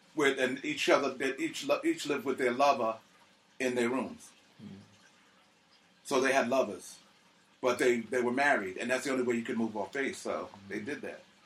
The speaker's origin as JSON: {"language": "English", "town": "Linden", "region": "New Jersey", "country": "United States", "tie": "born or raised there", "also_born_or_lived": "Staten Island, New York / South Plainfield, New Jersey / Germany", "moved": "as an adult", "lives_now": "New York City, United States", "said": "my parents moved us to to New Jersey, I believe Linden, New Jersey, uh, right from the basically right from the hospital"}